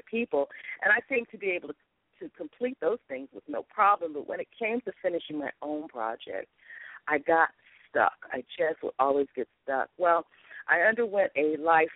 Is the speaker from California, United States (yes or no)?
yes; Los Angeles, California, United States; I'm from Los Angeles